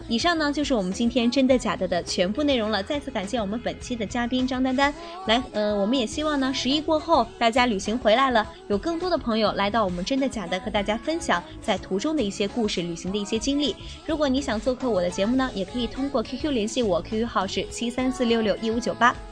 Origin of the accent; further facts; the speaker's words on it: Anhui, China; 我们这个安徽